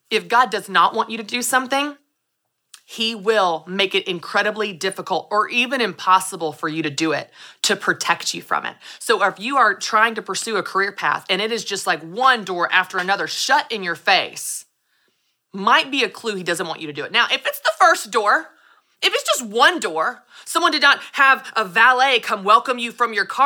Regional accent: Nashville, Tennessee, United States; I'm from Nashville.

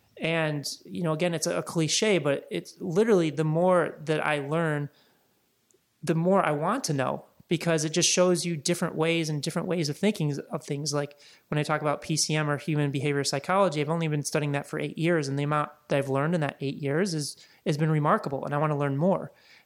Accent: Midwest, United States; also born or lived in Laguna Beach; now in Los Angeles, United States; But to me, like growing up in the Midwest, and then I lived in Laguna for about 3.5-4 years, living on the ocean and being in the water is just extremely peaceful.

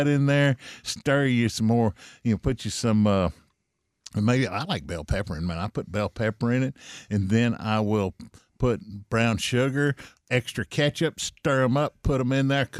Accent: Central Texas, United States; I was raised here in Texas all my life, in Central Texas.

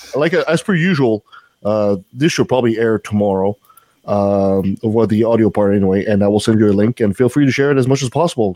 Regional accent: Canada; I'm French Canadian

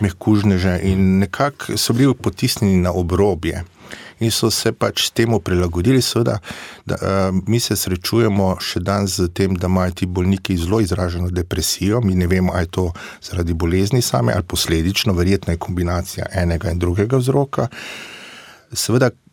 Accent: Slovenia

